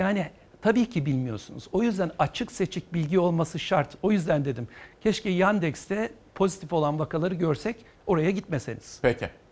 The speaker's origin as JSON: {"language": "Turkish", "region": "Eskişehir", "country": "Turkey", "said": "Eskişehirliyim ben"}